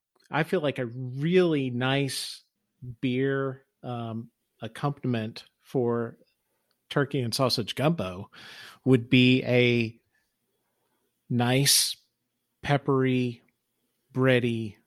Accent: Louisiana, United States; So you guys both know I'm from South Louisiana.

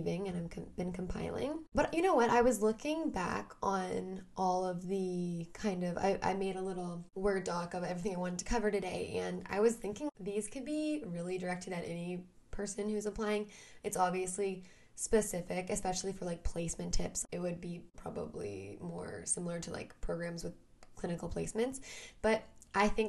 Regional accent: Vancouver, British Columbia, Canada; I'm from Vancouver, Canada

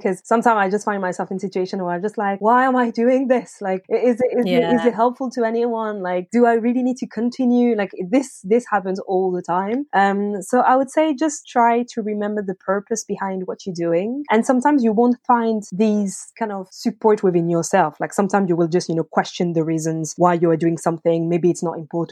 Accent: France; English is a second language; moved away as an adult; now in United Kingdom; I'm from France, so I'm not a British native

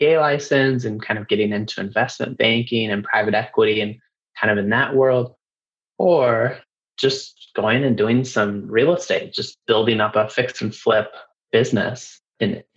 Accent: Reno, Nevada, United States; I was born and raised in Reno, Nevada, and I actually stayed local

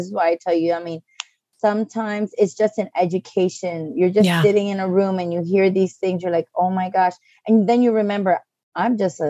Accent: U.S. Virgin Islands; also born or lived in Puerto Rico; then they returned to St. Croix about a week after I was born. Mm-hmm. And yes, I grew up in the Virgin Islands, but my mom always told me, and up to today, she'll tell, tú eres boricua, okay? Tú eres boricua y eres americana por obligación.

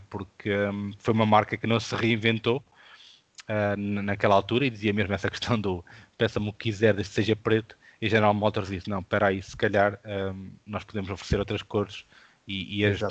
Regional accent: interior of Portugal, Portugal; interior, de onde eu sou natural

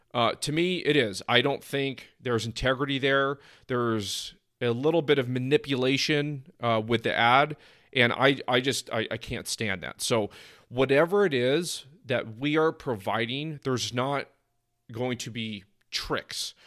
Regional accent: East Bay Area, California, United States; also born or lived in San Diego; now in Phoenix, United States; I'm initially from the East Bay Area

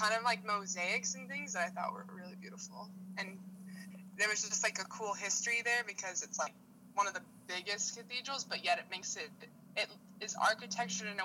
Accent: Lima, Peru; moved away; my hometown, Lima, Peru

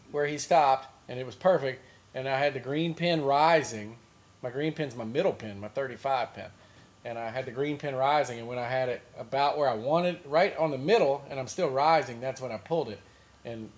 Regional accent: Louisiana, United States; I grew up in Louisiana down here

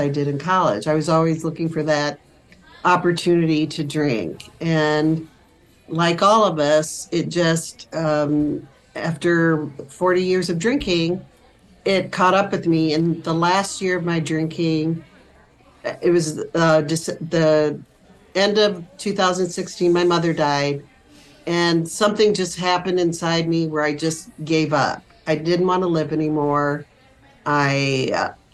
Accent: Iowa, United States; moved away as an adult; also born or lived in Wisconsin; I was born and raised in Iowa, the youngest of five girls in a Catholic household

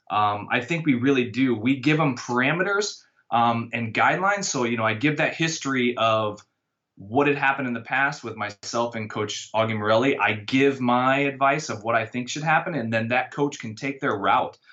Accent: Iowa, United States; moved away as an adult; now in Washington, D.C., United States; I'm from originally from Iowa

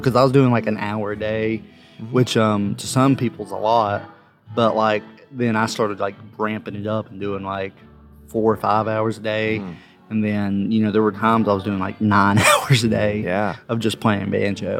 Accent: Ashe County, North Carolina, United States; now in Johnson City, United States; I'm from Ashe County, North Carolina originally, but now I live in Johnson City, Tennessee

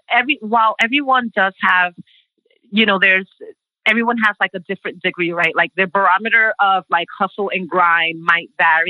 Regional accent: New York City, New York, United States; also born or lived in Brooklyn; I am a Dominicana from the Bronx, first generation American, born and raised in the Bronx. I call Brooklyn home now.

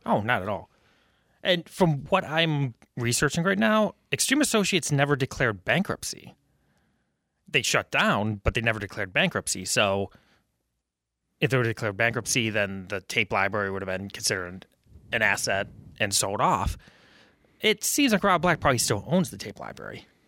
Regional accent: Buffalo, New York, United States; moved away as an adult; now in Rochester, United States; I'm a Buffalo native

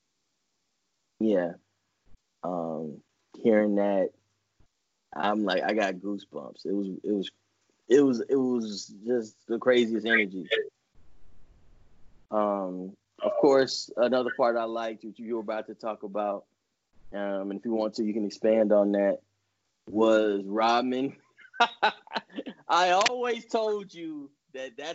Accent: Dallas, Texas, United States; where I grew up in South Oak Cliff

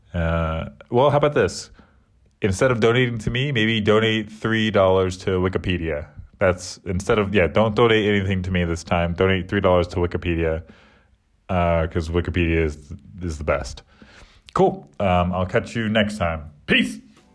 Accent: United States; moved away as an adult; now in England; I'm American, so I call it soccer.

